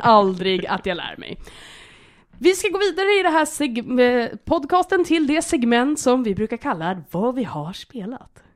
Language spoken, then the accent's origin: Swedish; Hälsingland, Sweden; accent: Hälsingland dialect; now in Stockholm, Sweden; Jag har ju varit hemma i Hälsingland i några dagar